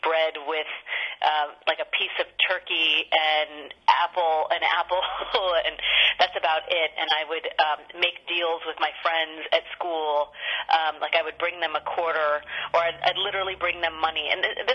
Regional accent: Sacramento, California, United States; my hometown of Sacramento

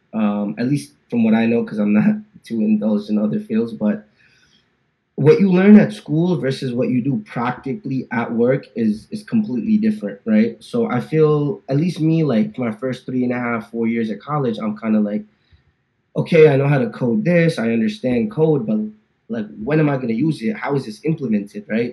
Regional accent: New Jersey, United States; moved away as an adult; now in Dallas, United States; born and raised in New Jersey

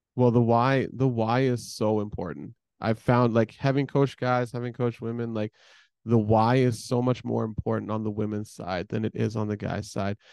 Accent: Edmonton, Alberta, Canada; I'm from Edmonton, right? My parents are still in, all of my family is still in Edmonton

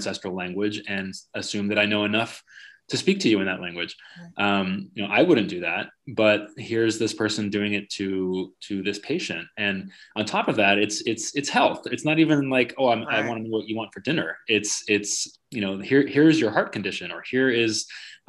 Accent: California, United States; I grew up in California

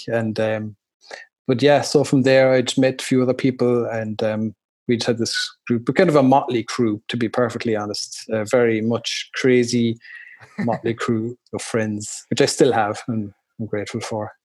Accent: Ireland; moved away as an adult; also born or lived in Chicago, United States; now in Germany; growing up in Ireland like that, and our house, it was you know like the group of friends, it was a crazy house

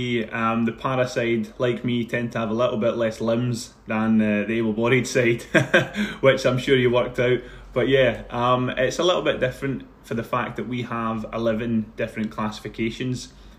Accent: Paisley, Scotland, United Kingdom; On one side of it, it's great, but the reality of that is it can be tough in Paisley. You know, the people can be incredibly nice, but also, like anywhere in the world, it can be a tough place to live. But I found that sort of area that I grew up

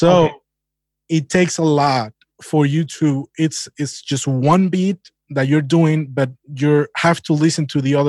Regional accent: Holguín, Cuba; moved away; my hometown is Holguín. That's province east of Cuba.

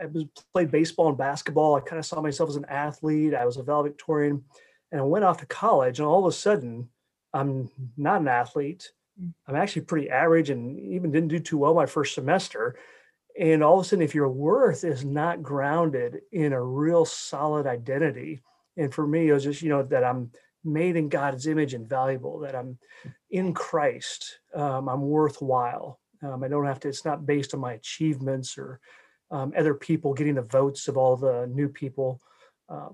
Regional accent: Texas, United States; I'm an American, I'm a Texan

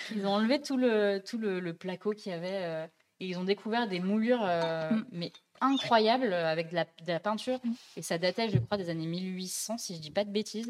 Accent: Dijon, Bourgogne-Franche-Comté, France; moved away; je viens de Dijon, mes parents habitent là-bas

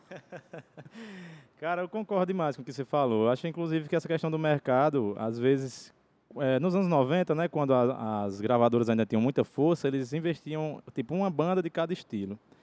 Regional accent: Brejo Santo, Ceará, Brazil; also born or lived in Juazeiro do Norte / João Pessoa; eu sou de Brejo Santo, né? Nascido aqui no Juazeiro, mas criado em Brejo Santo.

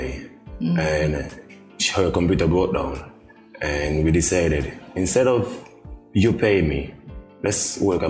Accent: Middle Island, Saint Kitts, St. Kitts & Nevis; I grew up in Middle Island

